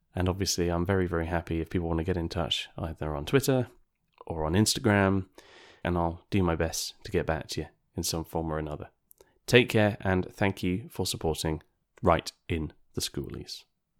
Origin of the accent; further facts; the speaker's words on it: United Kingdom; us Brits